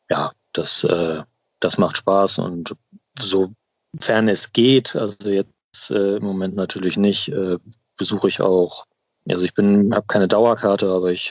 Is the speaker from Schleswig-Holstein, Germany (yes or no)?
yes; Henstedt-Ulzburg, Schleswig-Holstein, Germany; also born or lived in Hamburg; now in Kiel, Germany; Also ich komme ursprünglich, bin in Hamburg geboren auch, äh, groß geworden in Hennstedt-Ulzburg. Das kennt vielleicht der ein oder die andere auch im Norden.